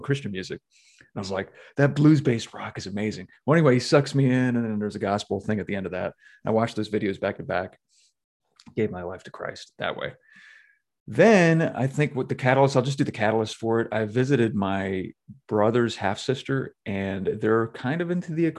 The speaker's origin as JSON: {"language": "English", "town": "Myrtle Beach", "region": "South Carolina", "country": "United States", "said": "I'm from Myrtle Beach"}